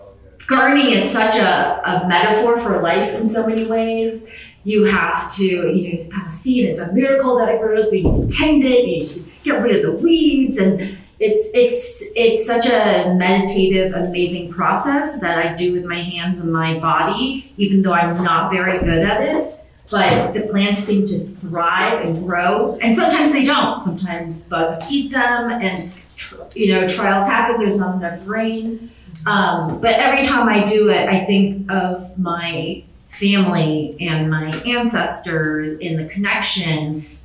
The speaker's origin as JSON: {"language": "English", "town": "Chicago", "region": "Illinois", "country": "United States", "tie": "born or raised there", "said": "I grew up in the Chicagoland area"}